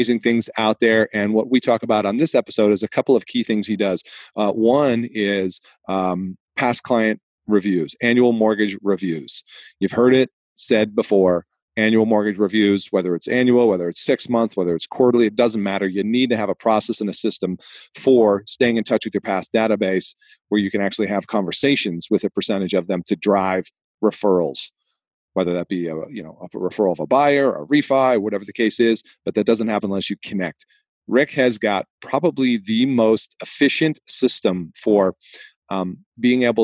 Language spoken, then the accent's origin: English; Boston, Massachusetts, United States; accent: Boston; moved away; my hometown of Boston, Massachusetts.